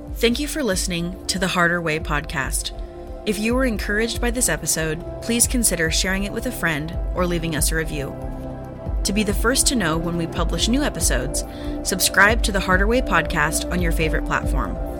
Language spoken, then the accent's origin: English; United States; as an American Christian